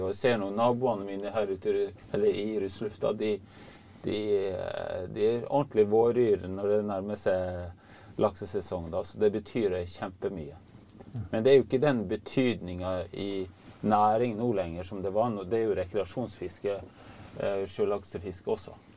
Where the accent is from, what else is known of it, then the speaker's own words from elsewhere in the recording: Hardanger, Vestland, Norway; moved away as an adult; now in Finnmark, Norway; Jeg vokste opp i Hardanger og fiska med onkelen min eh, i Hardangerfjorden. Og så har jeg bodd her oppe i Finnmark i 30 år nå